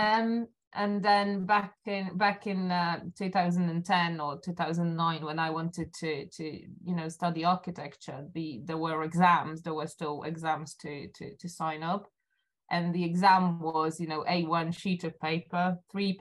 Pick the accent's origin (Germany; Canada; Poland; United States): Poland; Silesian Voivodeship; moved away as an adult; now in London, United Kingdom; I was born in Poland. I was raised in Poland